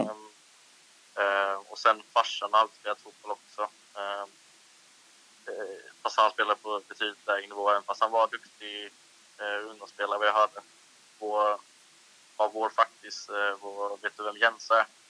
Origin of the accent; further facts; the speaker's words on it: Ljungby, Kronoberg County, Sweden; also born or lived in Holmsö / Växjö; sitter just nu i en, ett pojkrum i Ljungby. Ehm, ja. Och det är här jag är uppväxt också